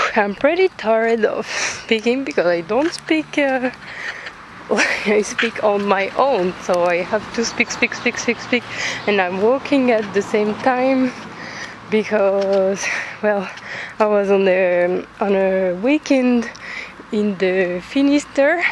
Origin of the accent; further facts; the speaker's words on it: France; accent: French; English is a second language; I'm French, but you probably figured out with my accent